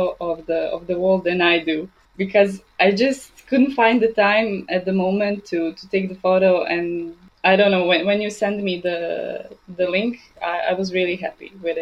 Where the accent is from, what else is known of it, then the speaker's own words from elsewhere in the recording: Banja Luka, Republika Srpska, Bosnia & Herzegovina; also born or lived in Belgrade; I was born in Banja Luka. I finished my high school, my faculty here.